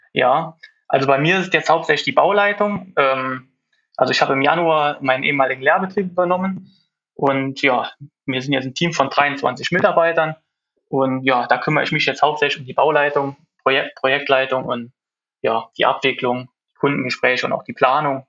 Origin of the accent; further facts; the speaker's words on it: Bekond, Rhineland-Palatinate, Germany; bin aus Bekonte in der Nähe von Trier